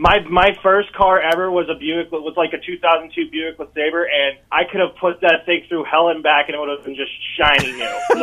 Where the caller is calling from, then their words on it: Des Moines, Iowa, United States; I'm on my way to work in East Des Moines.